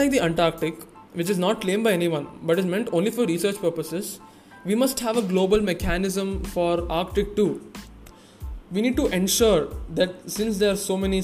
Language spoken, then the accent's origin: English; India; Since I'm an Indian